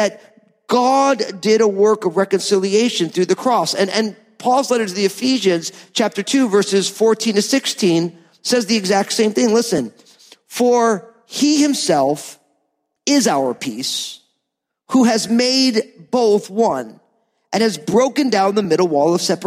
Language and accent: English; New Jersey, United States; I'm from New Jersey